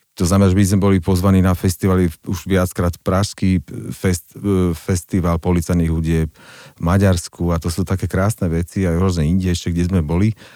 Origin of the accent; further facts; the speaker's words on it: Slovakia; ja som vyštudoval vysokú školu a sa môžem pochváliť ako prvý Slovák